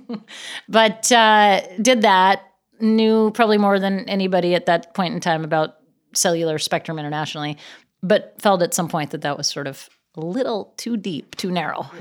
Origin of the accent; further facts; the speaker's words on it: Gig Harbor, Washington, United States; now in Los Angeles, United States; I grew up in Seattle, actually in a little town outside of Seattle called Gig Harbor